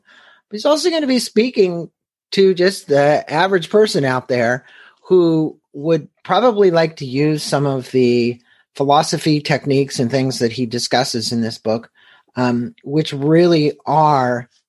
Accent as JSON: {"language": "English", "town": "St. Louis", "region": "Missouri", "country": "United States", "tie": "born there", "said": "my home country. I was born in St. Louis."}